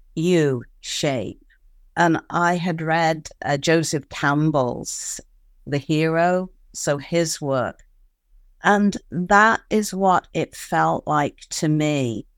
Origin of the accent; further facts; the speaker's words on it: United Kingdom; being a Brit